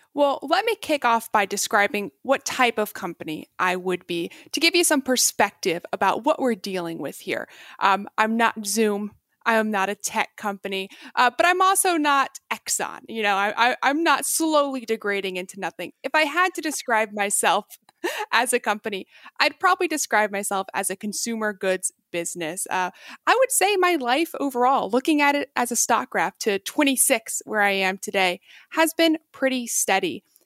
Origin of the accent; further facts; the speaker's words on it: Texas, United States; moved away as an adult; also born or lived in China; I was raised in Texas